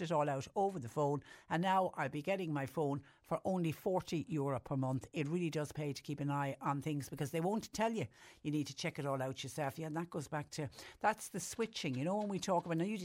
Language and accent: English; Ireland